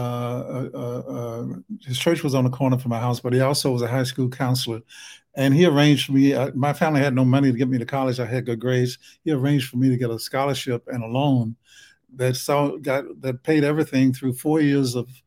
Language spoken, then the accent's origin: English; Alabama, United States; accent: Alabama; my Alabama accent